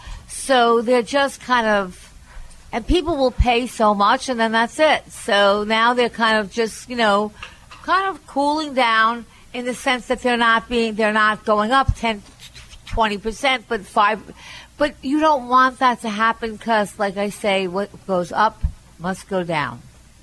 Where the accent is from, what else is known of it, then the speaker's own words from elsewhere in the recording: New York, United States; you really have to give up being a New Yorker